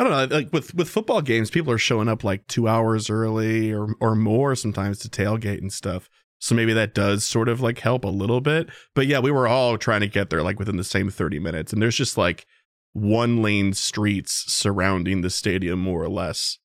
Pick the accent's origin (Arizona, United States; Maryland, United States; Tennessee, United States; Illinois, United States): Illinois, United States; Chicago; I'm from Chicago